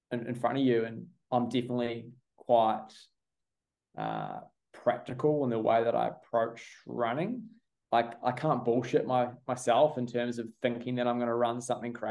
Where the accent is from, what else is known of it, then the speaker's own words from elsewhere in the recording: New Zealand; now in Australia; I think my allegiance is definitely I'm a I'm a Kiwi